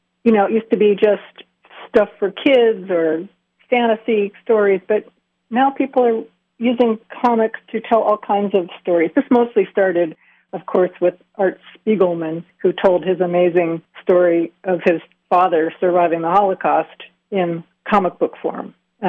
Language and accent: English; Pennsylvania, United States; I was pretty mired in the center part of the state